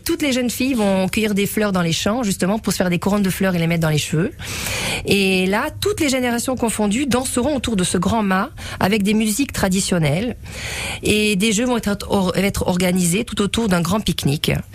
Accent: Sweden; now in Nice, France; je suis née en Suède.

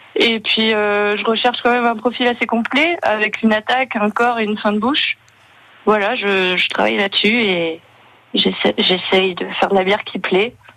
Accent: France; moved away; also born or lived in Gaspésie, Quebec, Canada; j'ai grandi près de la Belgique

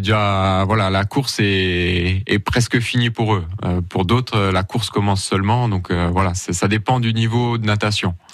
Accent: Creutzwald, Grand Est, France; je suis originaire de Creusval

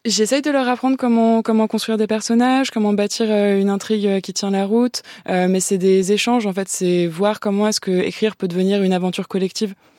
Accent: France; first language French; ma langue maternelle

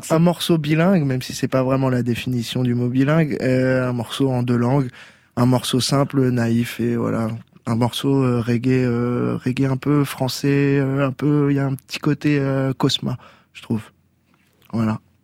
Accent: Tours, Centre-Val de Loire, France; le quartier des arts, là où j'ai grandi, qui est un quartier populaire à hein Tours, dans le Vieux Tours

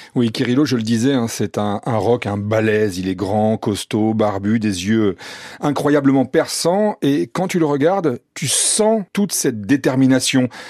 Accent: France; on était français

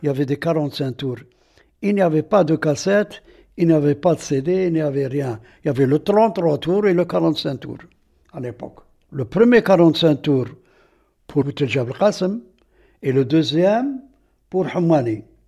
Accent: Aïn Témouchent, Aïn Témouchent Province, Algeria; Je suis né ici à Temouchent et j'ai grandi ici à Temouchent jusqu'à maintenant, jusqu'à l'heure actuelle.

